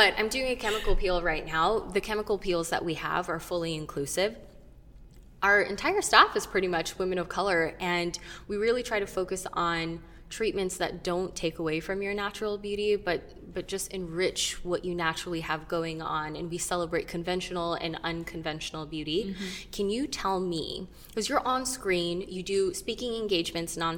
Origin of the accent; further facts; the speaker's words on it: United States; I'm Filipino-American, and I grew up with a lot of, you know, knowing Filipino traditions